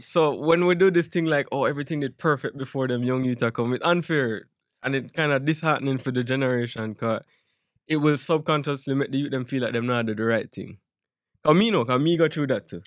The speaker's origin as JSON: {"language": "English", "country": "Jamaica", "moved": "as an adult", "lives_now": "United States", "said": "I'm Jamaican"}